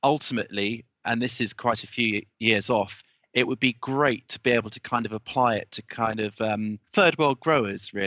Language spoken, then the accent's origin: English; United Kingdom; I'm a Brit